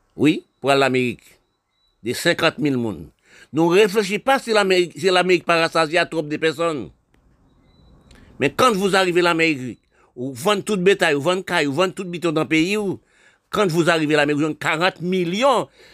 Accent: Haiti; mon pays là, je suis né, d'Haïti

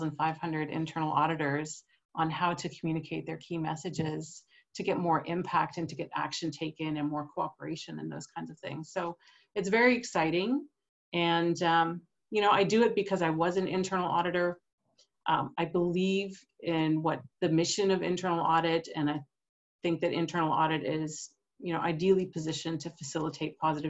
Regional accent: Canada; moved away as an adult; also born or lived in United States; now in Europe; I'm from Canada

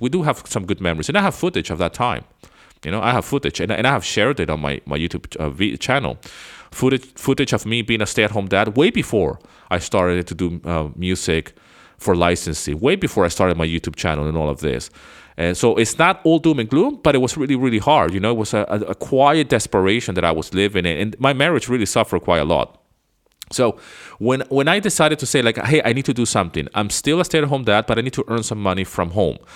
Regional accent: Venezuela; moved away as an adult; now in United States; I grew up in Venezuela

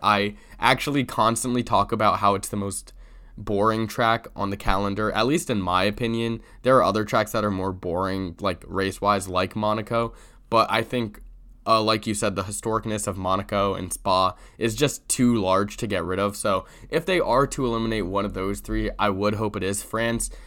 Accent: United States

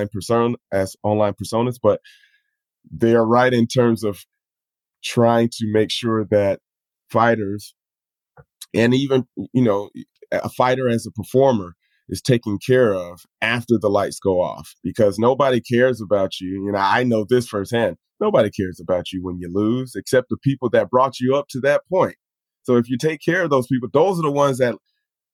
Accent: United States; now in Japan; I as someone who has come up as an American

